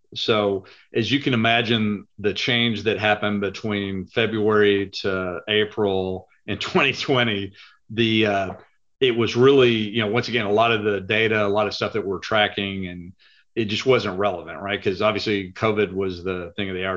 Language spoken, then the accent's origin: English; Lubbock, Texas, United States; moved away as an adult; now in Dallas, United States; I am originally from Lubbock, Texas. Uh, I moved to Dallas, Texas about 35 years ago.